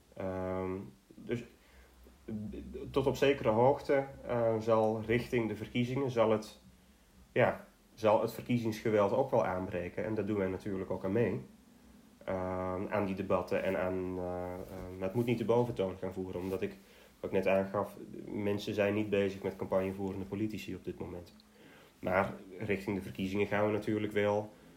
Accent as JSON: {"language": "Dutch", "country": "Netherlands", "said": "als Nederlander"}